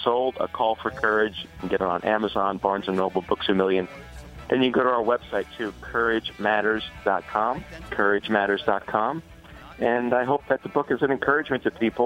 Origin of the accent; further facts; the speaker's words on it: New Jersey, United States; I'm from New Jersey